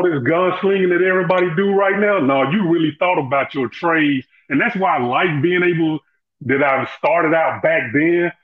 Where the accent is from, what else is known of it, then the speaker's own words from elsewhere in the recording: Atlanta, Georgia, United States; also born or lived in Florida; I'm right here from the Dirty South, what they call the Dirty South, man, the ATL. I was born and raised here, right here.